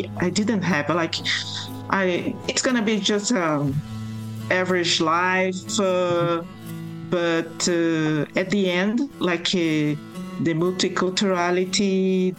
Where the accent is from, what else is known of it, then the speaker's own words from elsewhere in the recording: Brazil; English is a second language; moved away as an adult; also born or lived in Japan; now in Montreal, Canada; I was born in Brazil, and I lived all my life in Brazil.